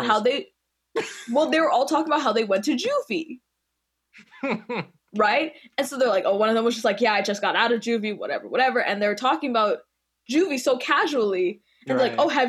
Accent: Canada; I'm Canadian

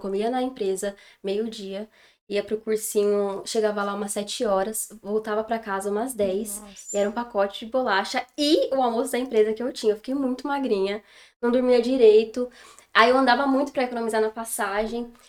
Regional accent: São Paulo, Brazil; born there; É, eu tenho 23 anos eu nasci em São Paulo, mas já mudei várias vezes de escola, de cidade. Mas assim, pertinho.

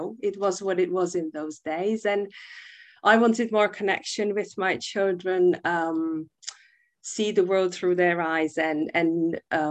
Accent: Prague, Czechia; English is a second language; moved away as an adult; now in United Kingdom; I'm originally from the Czech Republic, from Prague. I spent half my life there, growing up in a wonderful family

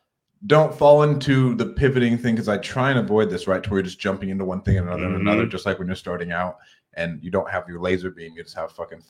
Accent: Clovis, California, United States; I'm from Clovis, but I've just bought 2 homes in Ohio.

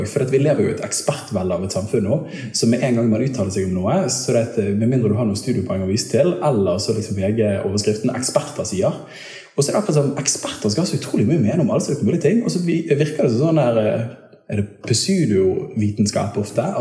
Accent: Bergen, Vestland, Norway; pleier å si at jeg er bergenser og karismatiker på toppen

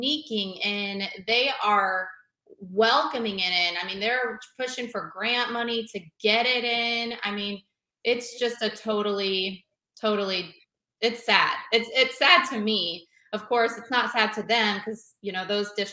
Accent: Olathe, Kansas, United States; moved away as an adult; now in Walton County, Florida, United States; I'm originally from Kansas City, in what I thought was a pretty conservative area

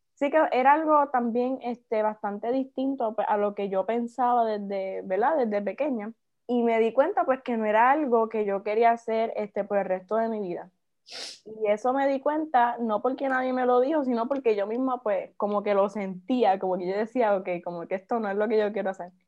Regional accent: Naranjito, Puerto Rico; Soy de Naranjito, tengo 20 años, soy estudiante universitaria

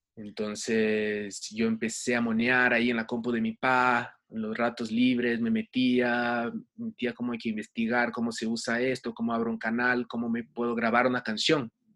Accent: Rio de Janeiro, Brazil; now in Ecuador; Yo nací en Brasil, en Río de Janeiro, em, y ahí fue donde tuve mi primer contacto con la música de chiquito

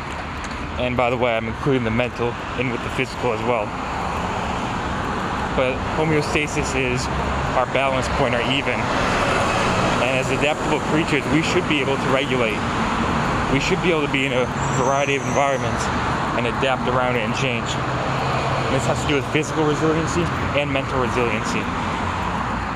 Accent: New York, United States; also born or lived in New England; now in California, United States; I'm a dude from New York originally

